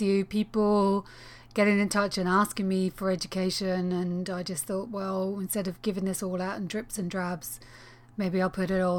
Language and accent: English; Northern Ireland, United Kingdom; moved away; I'm from Northern Ireland